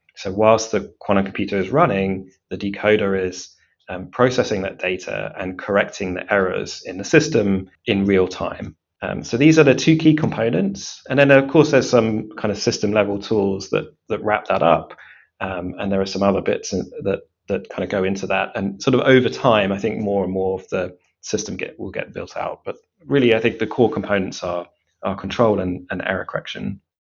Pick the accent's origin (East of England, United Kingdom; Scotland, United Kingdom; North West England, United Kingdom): East of England, United Kingdom; Cambridge; grew up um, in Cambridge